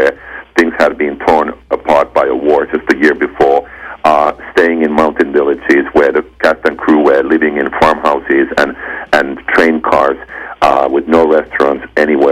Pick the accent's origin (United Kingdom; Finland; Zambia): Finland; moved away as an adult; I come from Finland